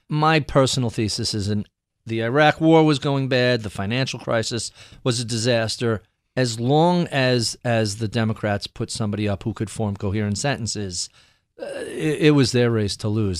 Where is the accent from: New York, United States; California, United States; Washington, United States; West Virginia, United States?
New York, United States; I'm an odd political duck growing up in New York